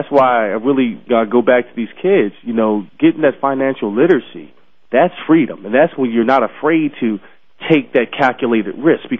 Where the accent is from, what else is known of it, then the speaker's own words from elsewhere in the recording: Philadelphia, Pennsylvania, United States; I grew up in Philadelphia